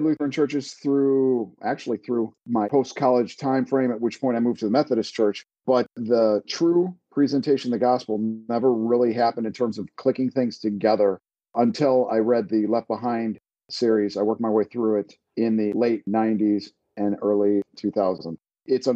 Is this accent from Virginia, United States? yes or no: yes; Virginia, United States; I was born right here in Virginia, United States, back in, over 50 years ago.